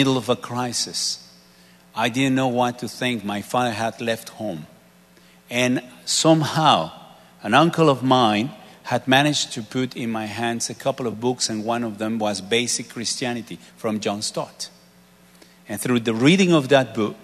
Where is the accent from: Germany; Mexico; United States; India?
Mexico; moved away; a place maybe 450 miles away from my hometown